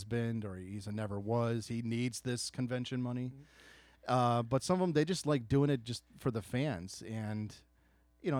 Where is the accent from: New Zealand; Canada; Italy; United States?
United States; Chicago, Illinois; I'm from Chicago